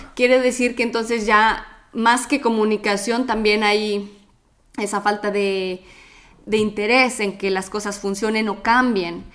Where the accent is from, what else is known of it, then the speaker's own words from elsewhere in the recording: Mexico; now in Italy; vivimos en Italia, él es de Italia, yo soy de México